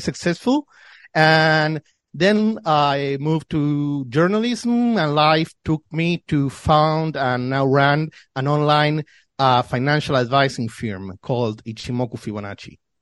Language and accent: English; Buenos Aires, Argentina; I was born and raised here in Argentina. I have li-, lived all my life in in Buenos Aires.